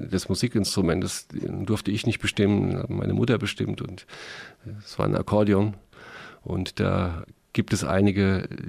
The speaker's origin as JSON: {"language": "German", "town": "Mainz", "region": "Rhineland-Palatinate", "country": "Germany", "tie": "born or raised there", "said": "Meine Heimatstadt."}